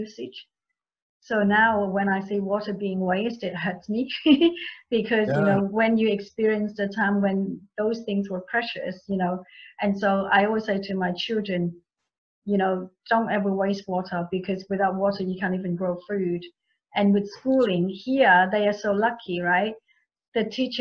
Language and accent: English; Vietnam; now in Sydney, Australia; I was born in Vietnam at the end of Vietnam War.